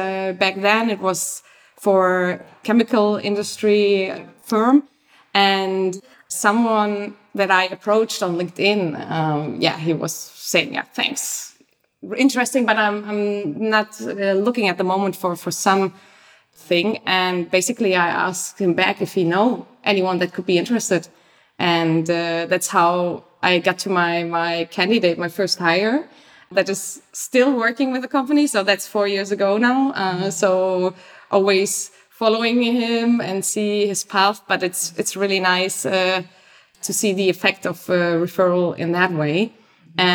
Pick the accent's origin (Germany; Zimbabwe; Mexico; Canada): Germany; moved away as an adult; also born or lived in Leipzig / London / Paris / New York; now in Amsterdam, Netherlands; I'm from Germany. I studied in Leipzig, lived many places around the globe, London, Paris, New York, before I came to Amsterdam.